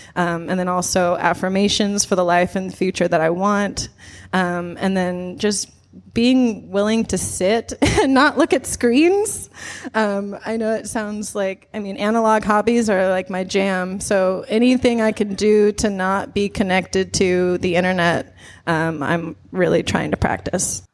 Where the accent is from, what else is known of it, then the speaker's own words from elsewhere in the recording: Nebraska, United States; I grew up in Nebraska